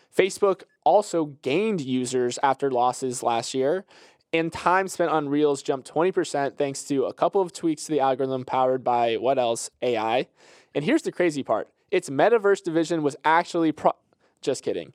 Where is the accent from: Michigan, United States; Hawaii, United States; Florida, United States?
Florida, United States; I'm from Florida